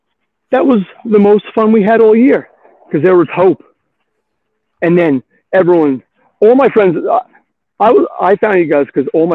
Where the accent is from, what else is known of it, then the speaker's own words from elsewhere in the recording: West Islip, New York, United States; now in Sayville, United States; I'm a transplant from West Islip, so I really traveled far.